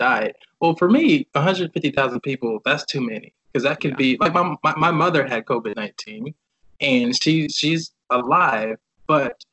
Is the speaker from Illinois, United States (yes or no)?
no; Decatur, Georgia, United States; moved away as an adult; also born or lived in Hanford, California; now in San Francisco Bay Area, United States; growing up for me in Georgia, I was a kind of shy kid